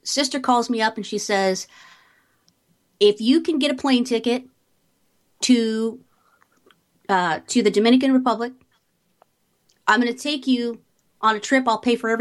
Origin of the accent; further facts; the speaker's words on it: Beck Row, East of England, United Kingdom; moved away; I grew up in Beck Row, which is about 30 minutes from Cambridge. It's northeast of London, East Anglia